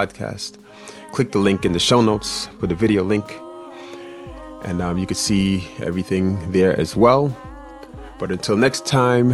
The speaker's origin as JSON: {"language": "English", "town": "New York City", "region": "New York", "country": "United States", "tie": "born or raised there", "moved": "as an adult", "lives_now": "Florida, United States", "said": "I was born and bred in Flatbush, or born in Bed-Stuy, but raised in East Flatbush, Brooklyn."}